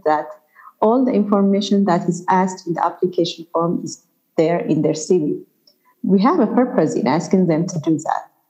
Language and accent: English; Ethiopia; my home country, Ethiopia